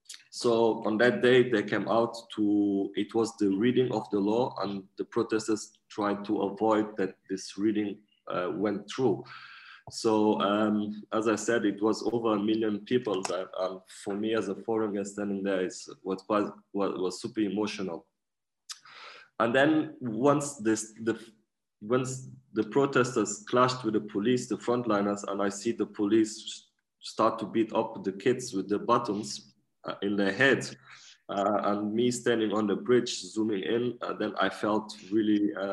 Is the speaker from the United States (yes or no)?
no; Portugal; also born or lived in Germany; I'm 29 years old. I was born in Germany and raised in Portugal. And since we are very young, my mom and my family, we used to travel quite a lot.